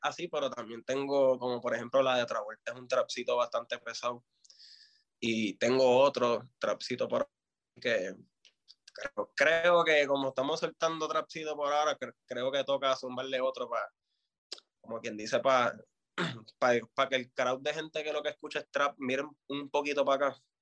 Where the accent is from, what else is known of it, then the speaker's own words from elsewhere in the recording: Fajardo, Puerto Rico; also born or lived in Vieques; yo vengo de Vieques y de Fajardo